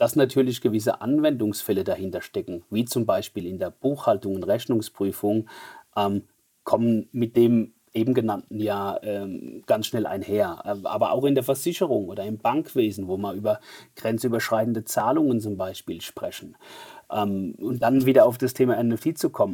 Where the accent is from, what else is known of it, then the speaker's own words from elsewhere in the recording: Mannheim, Baden-Württemberg, Germany; accent: Mannheimer Dialekt; wie man leicht an meinem Dialekt hört, ähm, sehr stark integriert in Deutschland, sodass wir sogar Dialekt, Mannheimer Dialekt sprechen